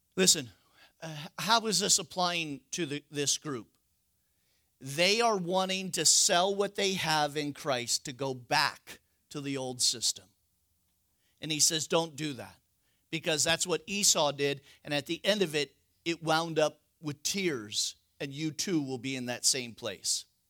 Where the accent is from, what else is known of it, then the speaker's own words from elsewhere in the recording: West Coast, United States; I'm from the West Coast.